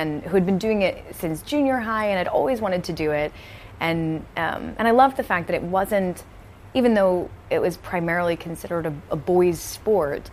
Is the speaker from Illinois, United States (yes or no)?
yes; Chicago suburbs, Illinois, United States; also born or lived in Milwaukee, Wisconsin; I was born in Milwaukee and moved to the Chicagoland area when I was four. Mm-hmm. Grew up in the Chicago suburbs